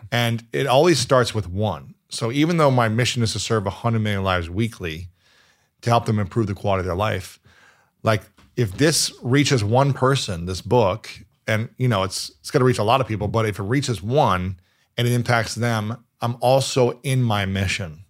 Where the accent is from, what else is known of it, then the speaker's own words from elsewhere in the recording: Ohio, United States; moved away as an adult; also born or lived in New York City; I'm from Ohio